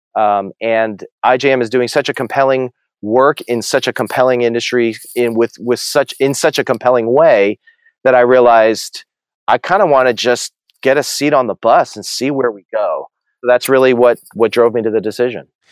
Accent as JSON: {"language": "English", "region": "New Jersey", "country": "United States", "tie": "born or raised there", "also_born_or_lived": "New York City / Dallas / Massachusetts / Atlanta", "moved": "as an adult", "said": "I grew up in New Jersey, you know, suburban, middle class, upper middle class New Jersey suburb, uh, all my life"}